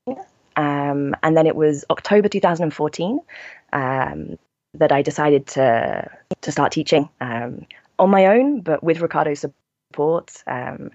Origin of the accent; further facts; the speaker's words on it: United Kingdom; moved away as an adult; also born or lived in Milan, Italy; now in Brussels, Belgium; I'm originally British, but I've been living in Brussels now for almost 5 years